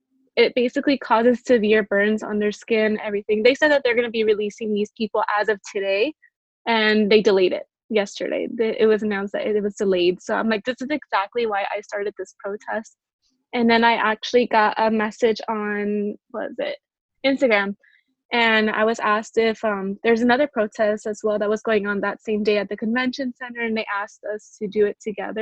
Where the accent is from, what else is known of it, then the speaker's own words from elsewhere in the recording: San Diego, California, United States; also born or lived in Inglewood, California / Compton, California; And then I ended up moving to City Heights, and I've been here since